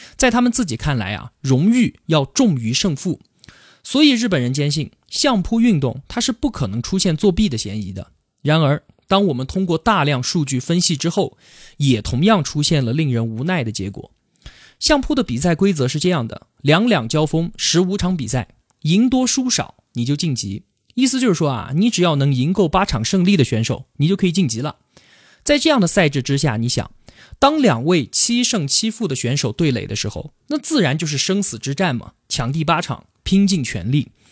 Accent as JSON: {"language": "Chinese", "region": "Yunnan", "country": "China", "tie": "born or raised there", "said": "我们云南最有名的地方就是大理，还有丽江"}